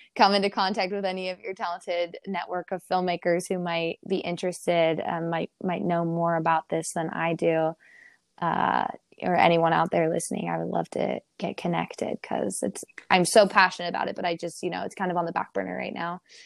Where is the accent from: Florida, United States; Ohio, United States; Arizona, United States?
Ohio, United States; now in California, United States; growing up in Ohio